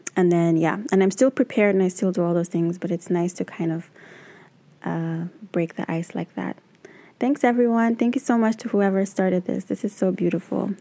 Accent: Uganda; now in New York City, United States; I am originally from Uganda, but I currently live and work in New York City

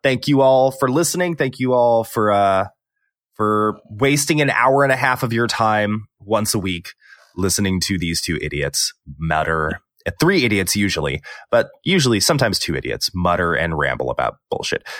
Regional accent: Texas, United States; I'm from Texas

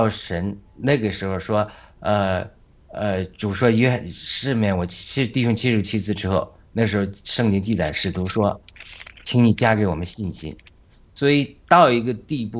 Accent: Hebei, China; moved away as an adult; also born or lived in London, United Kingdom; now in United States; 我们是河北人，但我们是从民国之后划到河北的，但我们以前都是河南。

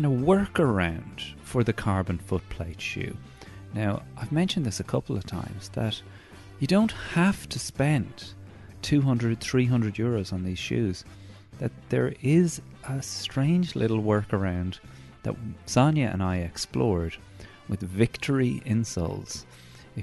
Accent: Newbridge, County Kildare, Ireland; moved away; my hometown of Newbridge. I'd have to say Newbridge is my hometown. I grew up on the Curragh

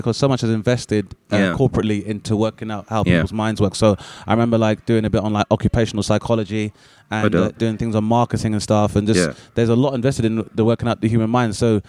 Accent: London, United Kingdom; I was 15, and I'm from Southeast London

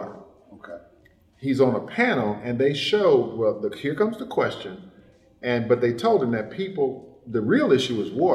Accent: Chicago, Illinois, United States; also born or lived in Dallas, Texas; I'm from the south side of Chicago.

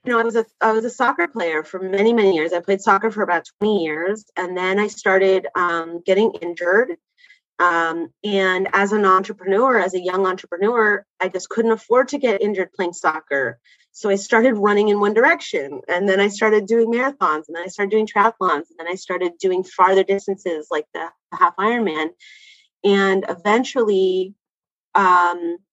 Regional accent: Bay Area, California, United States; also born or lived in Canada / London, England / San Diego; And then we moved to California. And in California, we lived in the Bay Area, and it was a great place to grow up

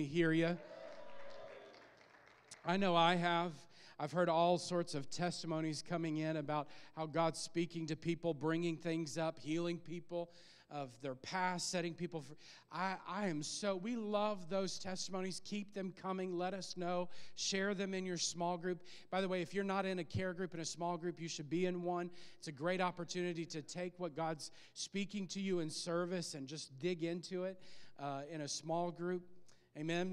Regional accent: Illinois, United States; moved away; we were back in my hometown preaching in Illinois

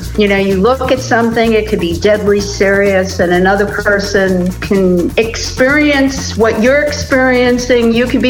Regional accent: New York City, New York, United States; I was born and raised in New York, Brooklyn, New York. I was raised by my grandparents, who were both immigrants from Russia and the Ukraine.

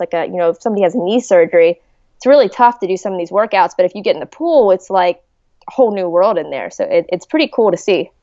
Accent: Hurricane, West Virginia, United States; also born or lived in Charleston, West Virginia; I was born in Charleston, West Virginia. So, you know, just always been, always been East Coast. But no, I, I, I loved West Virginia. It was a great state to grow up

